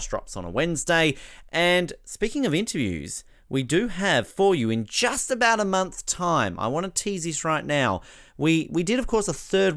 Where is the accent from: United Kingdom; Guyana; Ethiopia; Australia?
Australia; Tasmania; my home state of Tasmania where I am